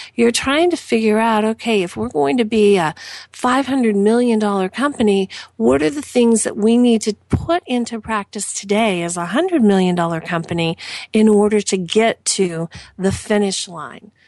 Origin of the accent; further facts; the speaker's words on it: Southern Indiana, United States; I am from Southern Indiana